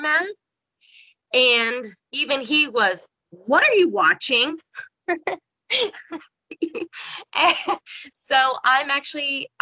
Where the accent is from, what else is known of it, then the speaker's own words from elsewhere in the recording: Kansas, United States; I'm from Kansas